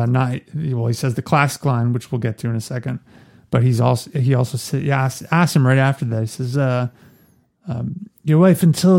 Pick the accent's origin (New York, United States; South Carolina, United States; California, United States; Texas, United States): New York, United States; growing up in New York